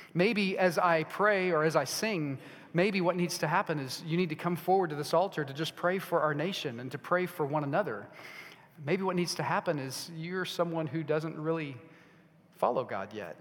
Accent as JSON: {"language": "English", "country": "United States", "said": "I am American and I'm proud to be"}